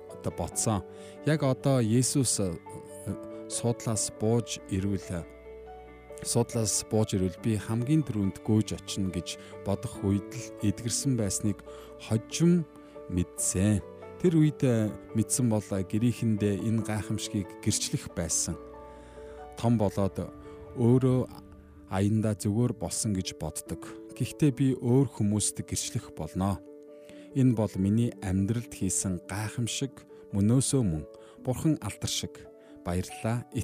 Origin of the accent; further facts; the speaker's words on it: Darkhan, Darkhan-Uul, Mongolia; би бол дарханд төрж өссөн.